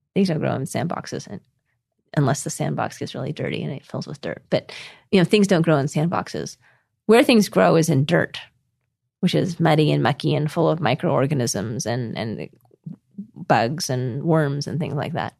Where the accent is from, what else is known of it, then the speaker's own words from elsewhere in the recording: Costa Mesa, California, United States; moved away as an adult; also born or lived in Boston / Taiwan / China / Utah; now in New Zealand; when I was raised in Costa Mesa, California by my parents